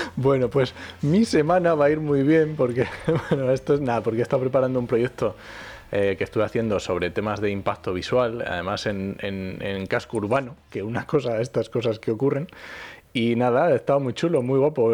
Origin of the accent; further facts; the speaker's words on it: Asturias, Spain; now in La Mancha, Spain; mi padre es de León, yo nací en Asturias, pero ahora vivo en, en La Mancha